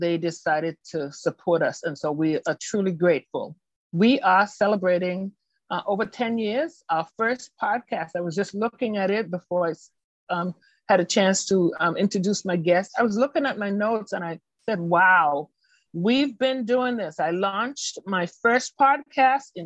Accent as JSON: {"language": "English", "town": "Boston", "region": "Massachusetts", "country": "United States", "said": "I'm from Boston, Massachusetts"}